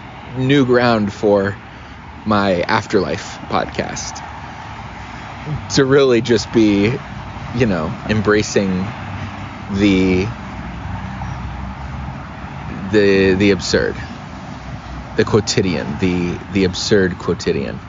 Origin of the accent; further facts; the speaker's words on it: Cincinnati, Ohio, United States; I grew up in Cincinnati, right? I went to high school in Cincinnati